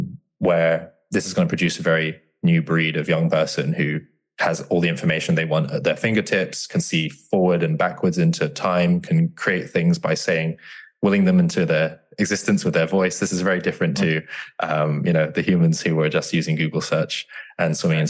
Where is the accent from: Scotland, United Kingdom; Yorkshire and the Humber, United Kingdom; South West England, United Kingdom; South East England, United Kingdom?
South West England, United Kingdom; Bristol; now in London, United Kingdom; I grew up around Bristol in England, Southwest England